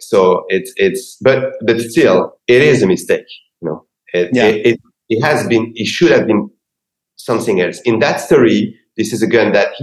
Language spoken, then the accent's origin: English; Paris, Île-de-France, France; moved away as an adult; now in Los Angeles, United States; I come from Paris, and this is my city